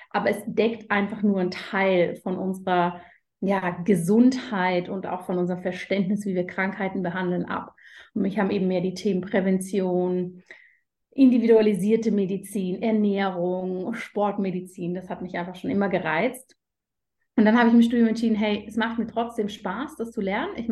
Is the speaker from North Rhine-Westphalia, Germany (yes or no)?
no; Berlin, Germany; now in Zurich, Switzerland; ich komme ganz ursprünglich aus Berlin, wohne mittlerweile aber in der Schweiz, in Zürich mit meiner Familie.